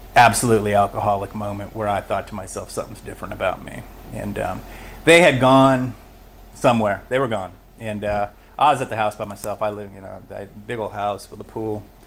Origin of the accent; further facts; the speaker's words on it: Los Angeles, California, United States; I was born in Los Angeles